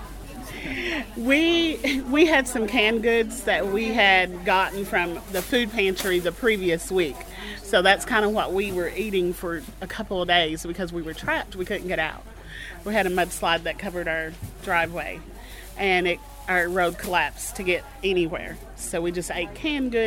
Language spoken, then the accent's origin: English; Knott County, Kentucky, United States; now in Letcher County, Kentucky, United States; I currently live here in Letcher County in Craft Collie, and I'm originally from Knott County